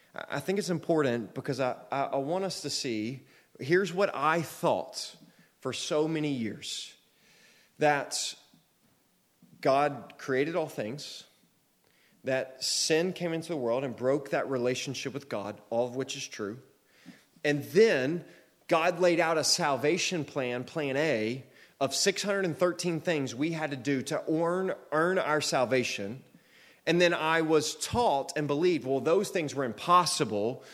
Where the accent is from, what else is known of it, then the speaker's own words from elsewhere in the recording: United States; I'm an American citizen